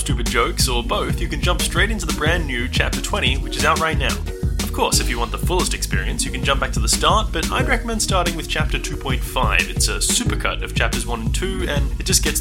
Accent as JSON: {"language": "English", "country": "Ireland", "said": "I'm Irish"}